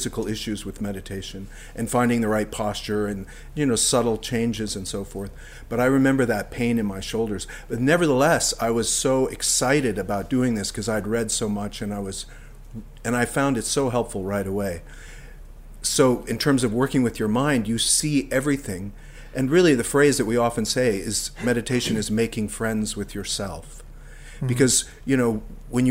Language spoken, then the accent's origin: English; Colorado, United States; moved away as an adult; also born or lived in Maine; now in Nova Scotia, Canada; I grew up in Colorado